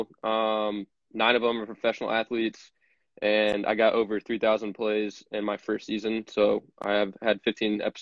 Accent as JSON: {"language": "English", "town": "Fishers", "region": "Indiana", "country": "United States", "also_born_or_lived": "Evansville, Indiana", "said": "I'm from Fishers, Indiana, which is about 20 minutes"}